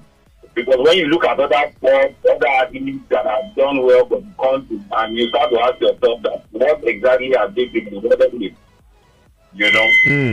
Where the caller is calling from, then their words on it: Lagos, Nigeria; I'm calling from Lagos.